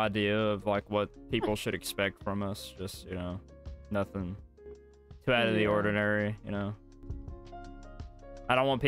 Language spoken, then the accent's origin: English; the South, United States; we're from the South